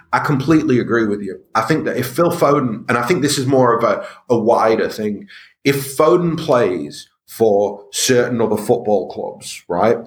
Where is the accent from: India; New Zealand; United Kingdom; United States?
United Kingdom; Stockport, North West England; I'm from Stockport